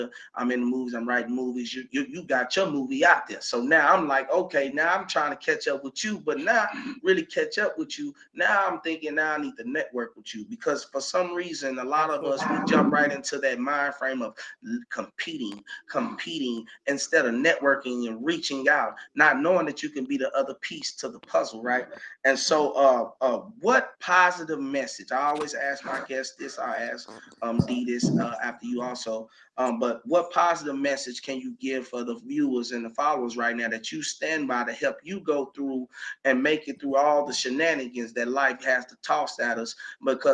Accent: Elizabeth City, North Carolina, United States; moved away as an adult; I left Elizabeth, North Carolina around the same time last year

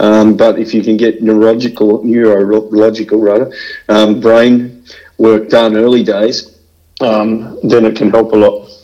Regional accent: Bendigo, Victoria, Australia; growing up in the, in Bendigo

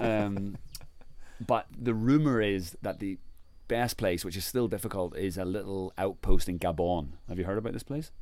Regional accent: Ireland; I'm from Ireland

